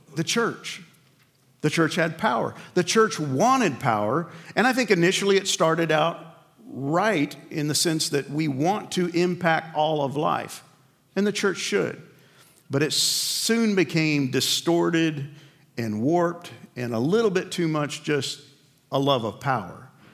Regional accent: New York, United States; I grew up in New York

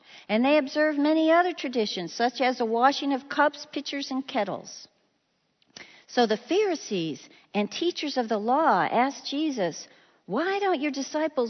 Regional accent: Illinois, United States; moved away as an adult; I was from Illinois

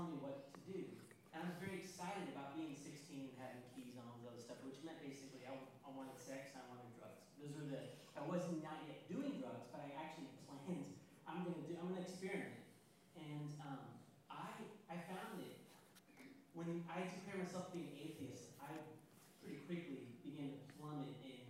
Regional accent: Kansas City, United States; moved away; I grew up in Kansas City

